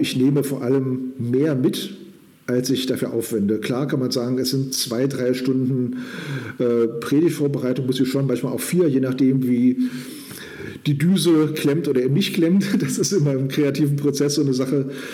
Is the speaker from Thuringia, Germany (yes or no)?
no; Kurhessen-Waldeck, Germany; moved away as an adult; also born or lived in Northern Saxony; now in Saxony, Germany; in Kurhessen-Waldeck, meine alte Heimat